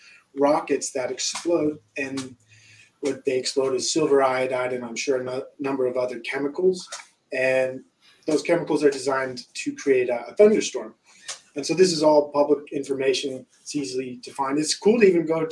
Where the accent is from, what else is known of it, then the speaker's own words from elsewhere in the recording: Provo, Utah, United States; I'm from Provo, Utah